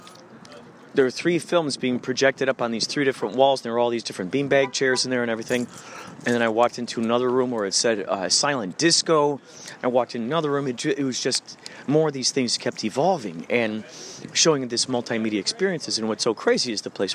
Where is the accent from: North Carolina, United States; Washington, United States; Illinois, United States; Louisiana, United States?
Illinois, United States; I'm from Illinois